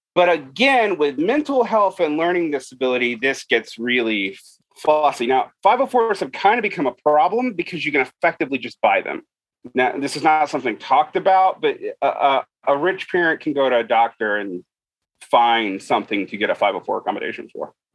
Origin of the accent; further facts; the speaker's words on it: Utah, United States; my home state of Utah